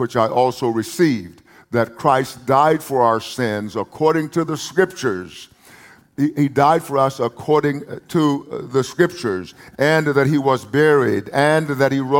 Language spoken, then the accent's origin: English; United States; I'm speaking from the United States of America